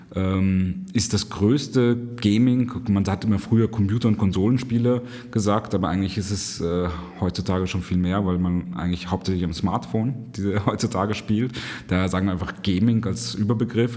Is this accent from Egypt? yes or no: yes; Cairo, Cairo Governorate, Egypt; now in Vienna, Austria; ich bin in Kairo aufgewachsen